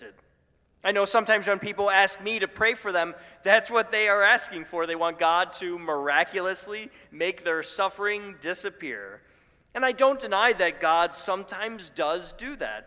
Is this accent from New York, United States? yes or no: yes; Buffalo, New York, United States; My hometown of Buffalo